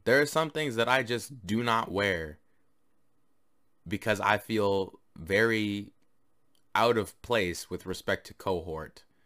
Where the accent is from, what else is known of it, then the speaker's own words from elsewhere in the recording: Canada; I'm Canadian